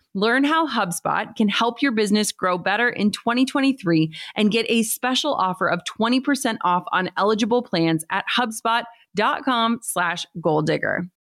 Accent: Midwest, United States; we're from the Midwest.

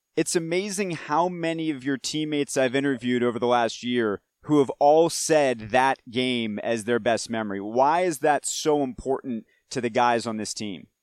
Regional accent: Marietta, Georgia, United States; We're both from Marietta, Georgia. You went to Sprayberry. I went to Walton High School

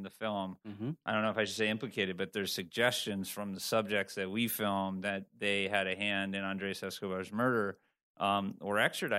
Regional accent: Massachusetts, United States

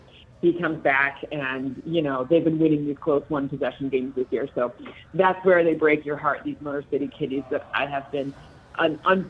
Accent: Michigan, United States

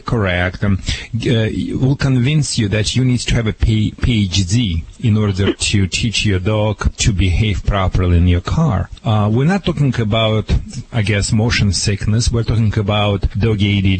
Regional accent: Russia; English is a second language; moved away as an adult; now in United States; Back in Soviet Union, when we had nothing on the shelves

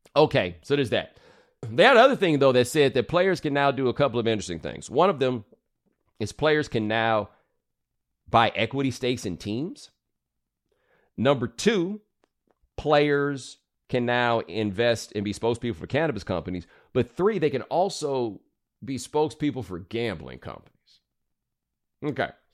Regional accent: Texas, United States; I'm from Texas

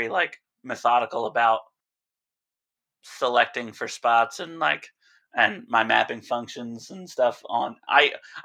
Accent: East Coast, United States; now in Alaska, United States; growing up on the East Coast

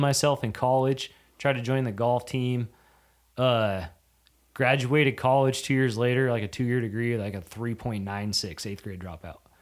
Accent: Yakima Valley, Washington, United States; also born or lived in North Dakota; Born, raised there till I was, shoot, I was, uh, eighteen

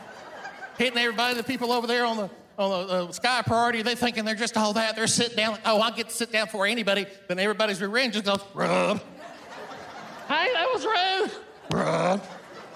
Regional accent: the South, United States; also born or lived in Iran; I've grown up in the South

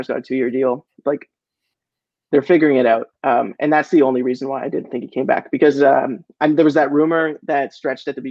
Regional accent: Canada; as a Canadian

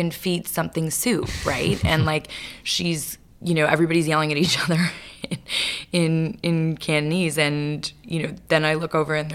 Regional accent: Vancouver, British Columbia, Canada; I grew up in Vancouver, Canada.

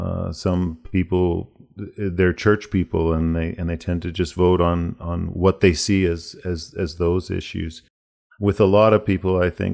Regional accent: United States; born there; I was born in the States and I spend an awful lot of time down there touring. All my extended family are there.

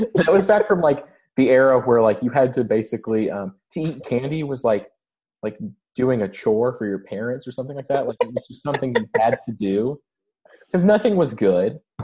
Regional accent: Kentucky, United States; my hometown in Kentucky

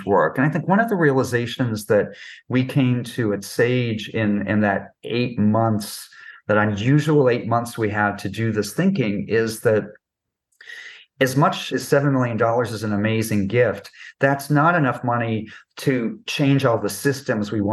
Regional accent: New York, United States; I'm a New Yorker

